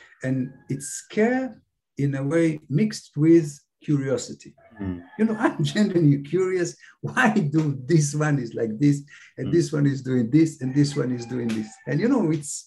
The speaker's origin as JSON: {"language": "English", "country": "Israel", "also_born_or_lived": "Cambridge, United Kingdom", "second_language": "English", "moved": "as an adult", "lives_now": "Philippines", "said": "from the kibbutz to this. I couldn't speak English."}